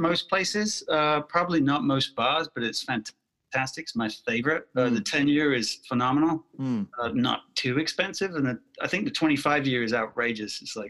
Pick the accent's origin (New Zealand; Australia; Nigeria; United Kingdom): United Kingdom; accent: mid-Atlantic; obviously by my accent, which is sort of mid-Atlantic at this point, some people think I'm Aussie or Kiwi or South African, but I'm actually from the UK.